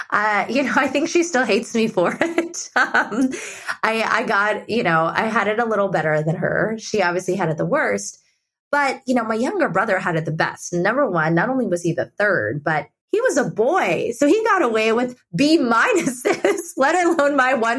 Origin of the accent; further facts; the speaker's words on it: India; And I think that there's this level of generosity and empathy, especially growing up in India, that that he's taught me and allowed me to bring to my work